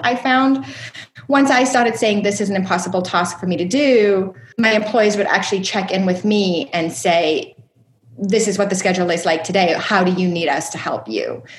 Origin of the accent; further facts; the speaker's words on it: South Africa; moved away as an adult; also born or lived in upstate New York; I was actually born and raised in South Africa